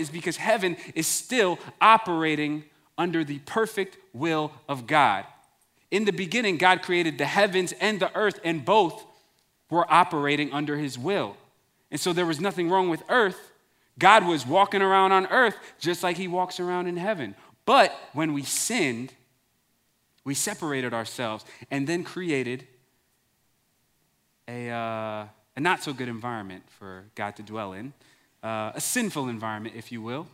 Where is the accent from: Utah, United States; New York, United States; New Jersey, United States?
New York, United States; Long Island; growing up in Long Island, New York